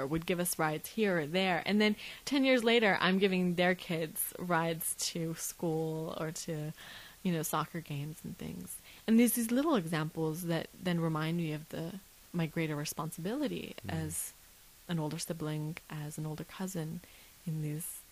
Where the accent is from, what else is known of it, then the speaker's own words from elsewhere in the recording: Las Vegas, Nevada, United States; also born or lived in Isfahan, Iran; at the age of about 3 and 4, we left Iran and a very roundabout way, ended up in Las Vegas, Nevada, where I've spent most